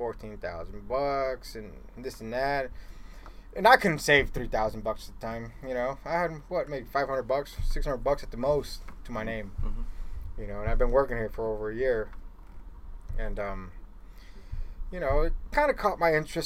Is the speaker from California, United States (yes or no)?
yes; Stockton, California, United States; also born or lived in Los Angeles, California; it was a little office in my hometown, Stockton, California.